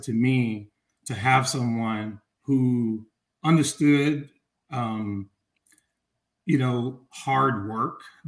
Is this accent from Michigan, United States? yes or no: no; Atlanta, Georgia, United States; moved away as an adult; also born or lived in Chicago; I'm leaving Atlanta, growing up in the South, moving to Chicago